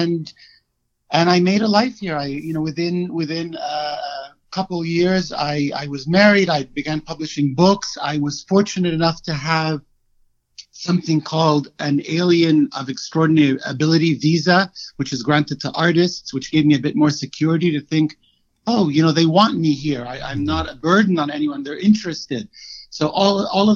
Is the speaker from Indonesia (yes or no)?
no; Egypt; moved away as an adult; also born or lived in Cairo / Washington, D.C.; now in United States; I was born and raised in Egypt. I left at 32, I want to say. So I've been in the States for 13 years.